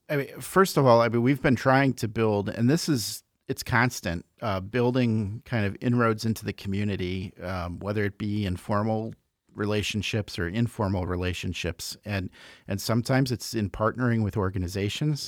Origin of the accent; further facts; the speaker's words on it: Chicago, Illinois, United States; moved away as an adult; also born or lived in Iowa City, Iowa; now in Iowa, United States; I grew up in Chicago, came out to school, went to the University of Iowa, and never left.